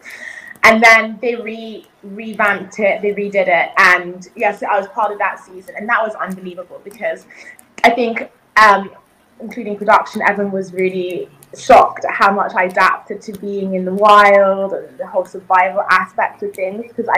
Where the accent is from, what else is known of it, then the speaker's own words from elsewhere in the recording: United Kingdom; English is a second language; also born or lived in South Africa / Zambia / Malawi; Coming into the UK, well, you know, I didn't speak a word of English, actually.